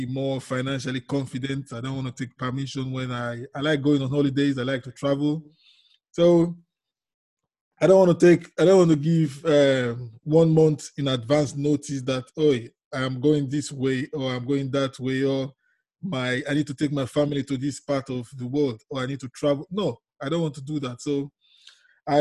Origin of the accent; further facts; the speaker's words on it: Nigeria; moved away as an adult; now in London, United Kingdom; I'm originally from Nigeria, yes, in Africa.